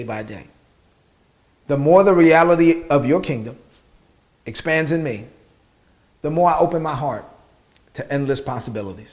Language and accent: English; New York City, New York, United States; growing up in East New York, Brooklyn, as a child of immigrant parents in the United States